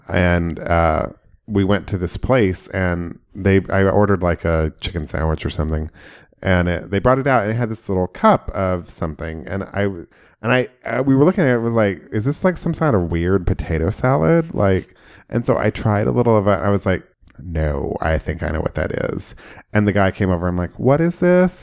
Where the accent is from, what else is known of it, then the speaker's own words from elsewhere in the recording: Oklahoma, United States; growing up in Oklahoma